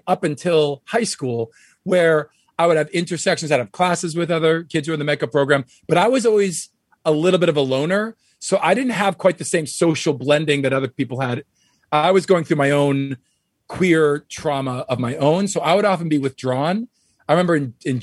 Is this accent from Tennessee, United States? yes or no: no; Wayland, Massachusetts, United States; my hometown of Wayland, Massachusetts